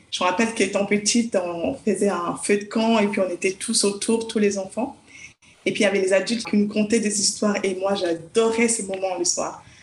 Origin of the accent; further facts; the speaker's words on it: Lausanne, Vaud, Switzerland; Alors, je suis de Lausanne, je suis euh, psychologue de formation et je suis également auteur jeunesse.